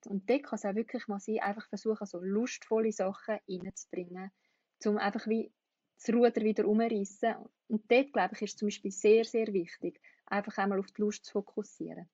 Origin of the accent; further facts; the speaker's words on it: Switzerland; in der Schweiz